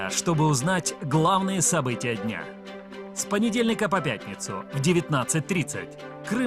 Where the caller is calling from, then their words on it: Simferopol, Crimea, Ukraine; Я из Симферополя звоню.